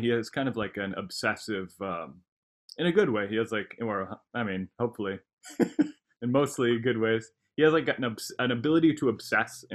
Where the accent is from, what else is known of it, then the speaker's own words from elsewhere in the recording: San Luis Obispo, California, United States; I grew up in San Luis Obispo